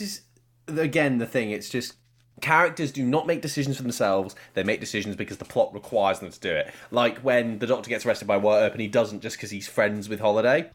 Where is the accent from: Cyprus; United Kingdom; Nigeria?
Cyprus; growing up in England or Cyprus where I was